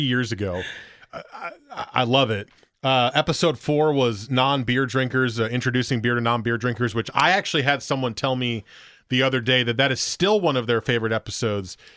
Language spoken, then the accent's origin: English; Portland, Oregon, United States; I'm from Portland, Oregon. I'm just here visiting